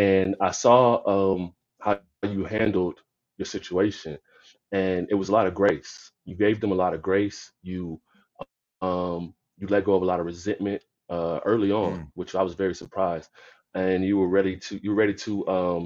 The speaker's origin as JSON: {"language": "English", "region": "Florida", "country": "United States", "tie": "born or raised there", "said": "I grew up in Florida"}